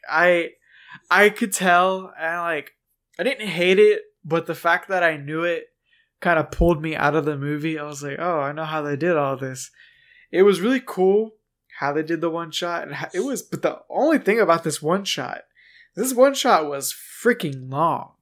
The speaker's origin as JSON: {"language": "English", "country": "United States"}